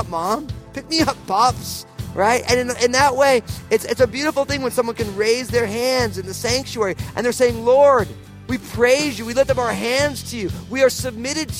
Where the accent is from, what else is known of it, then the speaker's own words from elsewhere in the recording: New Jersey, United States; moved away as an adult; also born or lived in California; now in Pacific Northwest, United States; I was from New Jersey